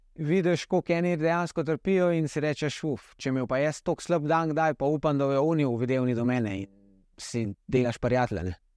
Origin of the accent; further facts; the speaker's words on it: Slovenia; sem edini slovenc na dirki